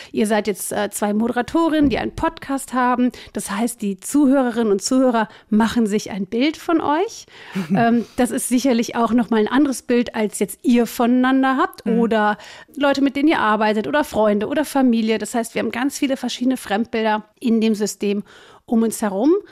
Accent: Cologne, North Rhine-Westphalia, Germany; Also ich bin 46, ich komme aus Köln, ich bin Business Coach und Trainerin.

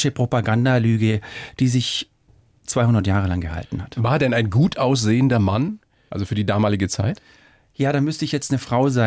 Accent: Baden-Württemberg, Germany; ich komme ja aus Schwaben und da gibt es so einen Satz

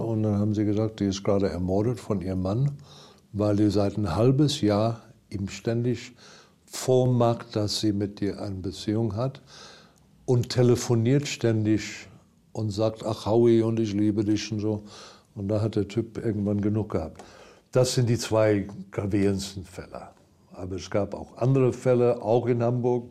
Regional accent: Durban, KwaZulu-Natal, South Africa; German is a second language; moved away; Ich bin am Strand aufgewachsen, direkt am Strand haben wir in der ersten Reihe in Hochhäuser

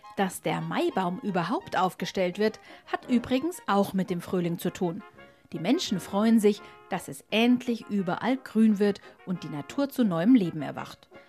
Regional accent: Bavaria, Germany; Bei uns in Bayern

